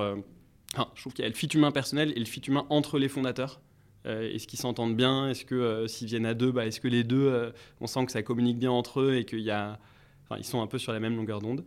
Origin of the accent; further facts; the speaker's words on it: Paris, Île-de-France, France; je suis parisien